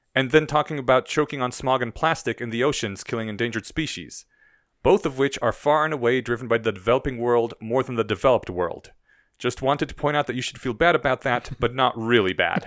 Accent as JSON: {"language": "English", "country": "Poland", "moved": "yes", "lives_now": "Denver, United States", "said": "my home country is in Eastern Europe"}